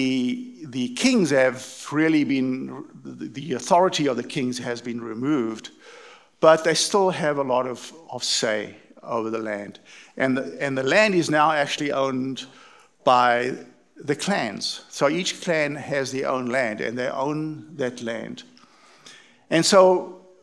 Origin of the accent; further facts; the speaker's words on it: East London, Eastern Cape, South Africa; moved away; I was brought up in East London in South Africa, for those of you who haven't caught the accent.